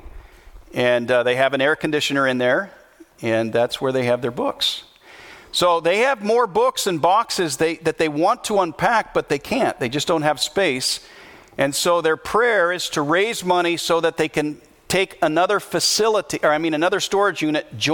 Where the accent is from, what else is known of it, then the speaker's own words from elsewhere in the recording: United States; I'm an American